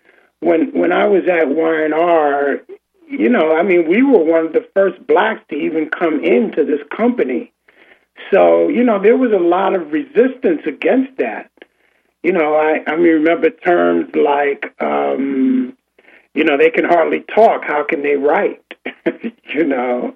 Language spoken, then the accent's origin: English; New York City, New York, United States; I grew up in Harlem